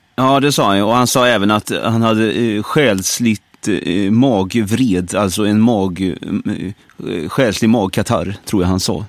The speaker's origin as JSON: {"language": "Swedish", "town": "Brålanda", "region": "Västra Götaland", "country": "Sweden", "tie": "born or raised there", "moved": "yes", "said": "Jag är uppväxt i Brålanda"}